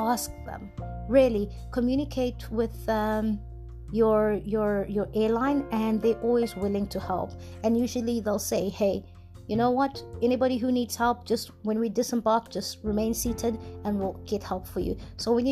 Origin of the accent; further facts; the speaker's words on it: an hour's drive from Durban, KwaZulu-Natal, South Africa; moved away as an adult; now in Norway; Durban is an hour's drive to my hometown